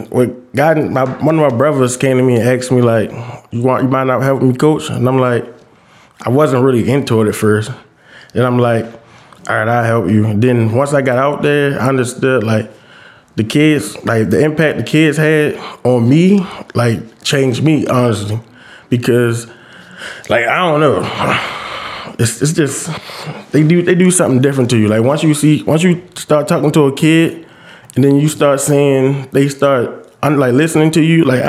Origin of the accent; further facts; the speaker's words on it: Baltimore, Maryland, United States; From Baltimore, you know, West Side